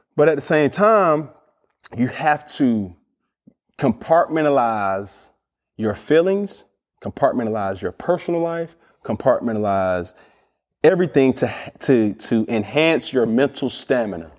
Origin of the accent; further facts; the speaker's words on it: Atlanta, Georgia, United States; I'm from Atlanta, Georgia